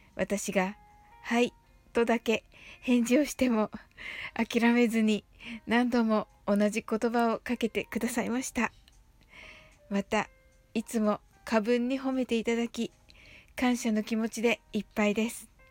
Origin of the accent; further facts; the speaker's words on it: Kyushu, Japan; 私と同じ九州のご出身